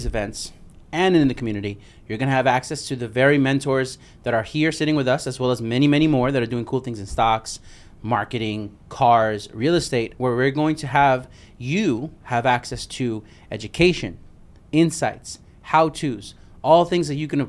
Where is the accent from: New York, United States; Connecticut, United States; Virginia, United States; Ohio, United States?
New York, United States; Yo, bro, I'm from New York. One of my first cars was a Maxima.